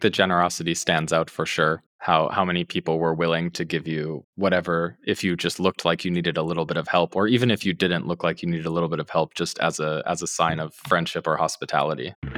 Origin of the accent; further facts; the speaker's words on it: United States; moved away as an adult; also born or lived in Russia; as an American